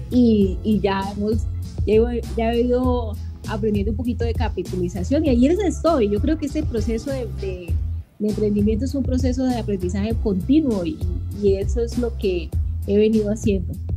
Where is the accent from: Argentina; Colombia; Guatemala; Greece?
Colombia; yo soy colombiana